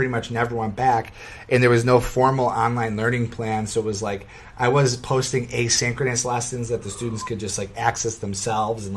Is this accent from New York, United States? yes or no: yes; Rochester, New York, United States; accent: Rochester; my Rochester accent